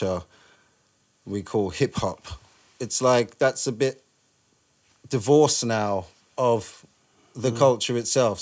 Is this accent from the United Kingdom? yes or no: yes; London, United Kingdom; also born or lived in Trinidad; growing up in London